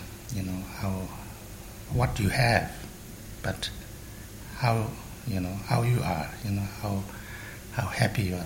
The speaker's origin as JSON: {"language": "English", "region": "Tibet", "country": "China", "tie": "born or raised there", "also_born_or_lived": "Sikkim, India / Varanasi, India", "second_language": "English", "moved": "yes", "said": "I was born in Tibet, and we didn't have money"}